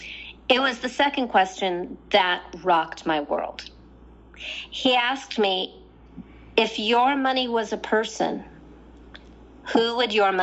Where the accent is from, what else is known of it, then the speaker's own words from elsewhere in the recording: Southern California, United States; I'm from Southern California where spirituality is really easy